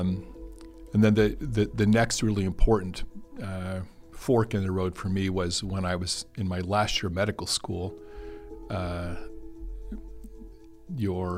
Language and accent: English; Hebron, Nebraska, United States; now in Lincoln, United States; I grew up in Hebron, Nebraska, about 90 miles south and west of Lincoln